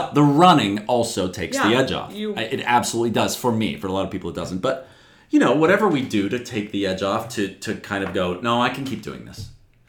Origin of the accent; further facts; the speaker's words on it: Pittsburgh, Pennsylvania, United States; moved away as an adult; also born or lived in Sarasota; now in New York, United States; Pittsburgh for 3 weeks, my hometown.